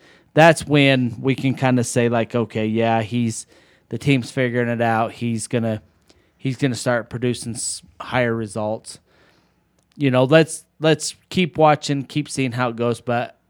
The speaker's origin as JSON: {"language": "English", "town": "Las Vegas", "region": "Nevada", "country": "United States", "tie": "born or raised there", "said": "And, I mean, being from Vegas, growing up in the Southwest"}